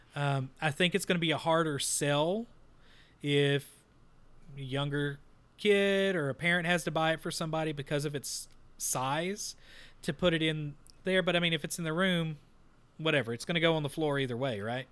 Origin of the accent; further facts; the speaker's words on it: Texas, United States; we're from Texas